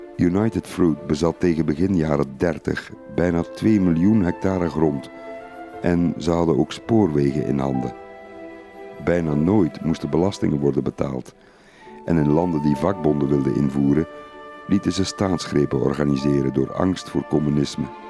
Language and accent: Dutch; Flanders, Belgium; Ik herinner me uit mijn jonge jaren de Melkbrigade in Vlaanderen